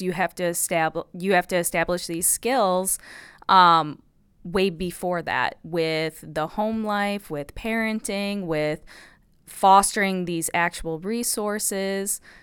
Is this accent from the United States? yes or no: yes; Illinois, United States; also born or lived in Madison, Wisconsin; I'm originally from Illinois, the Midwest. I'm a Midwest girl.